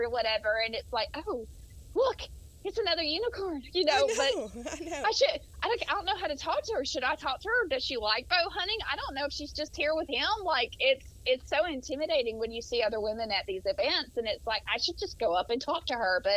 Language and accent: English; Mobile, Alabama, United States; accent: southern; moved away as an adult; now in Tennessee, United States; I'm from Mobile, so I'm from the coast, and so my accent is pretty deep.